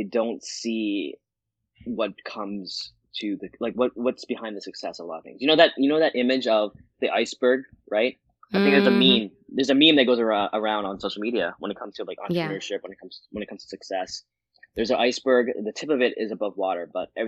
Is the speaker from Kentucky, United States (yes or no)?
no; Virginia Beach, Virginia, United States; I was born and raised in Virginia Beach, Virginia